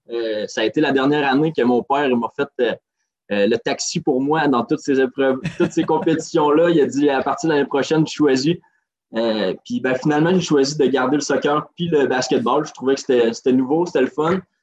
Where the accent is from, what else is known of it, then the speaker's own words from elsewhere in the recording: Côte-Nord, Quebec, Canada; je suis revenu dans ma région natale